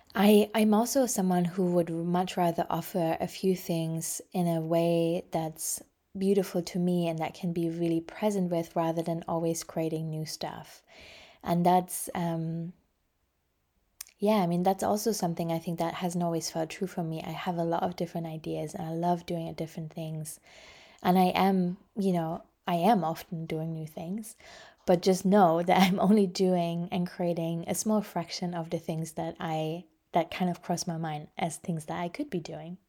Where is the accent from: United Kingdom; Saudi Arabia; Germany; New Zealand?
Germany; I grew up in Germany